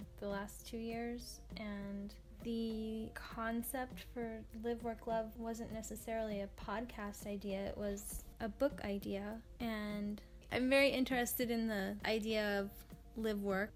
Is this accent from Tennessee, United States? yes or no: no; Kauai, Hawaii, United States; I'm from Kauai, and it's a little island.